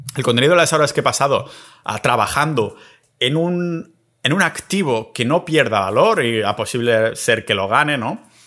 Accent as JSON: {"language": "Spanish", "region": "Catalonia", "country": "Spain", "moved": "yes", "said": "después de estar tres semanitas en mi pueblo catalán"}